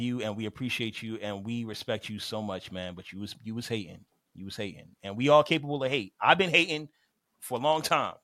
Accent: Miami, Florida, United States; I'm from Miami

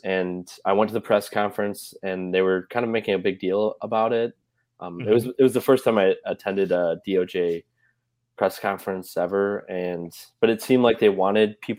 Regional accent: Chicago, Illinois, United States; now in Savannah, United States; I'm from Chicago

